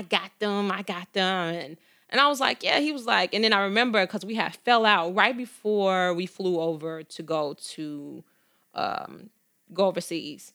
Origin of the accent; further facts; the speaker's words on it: Chicago, Illinois, United States; I was born and raised on the south side of Chicago to a single mom